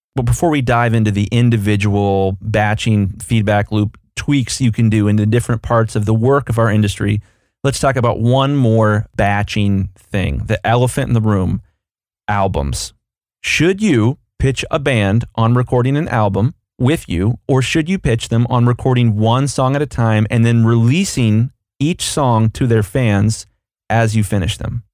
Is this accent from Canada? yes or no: no; United States; I'm an American here